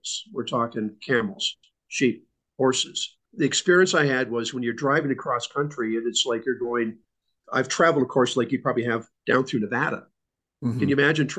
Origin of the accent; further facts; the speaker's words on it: Canada; now I'm a Canadian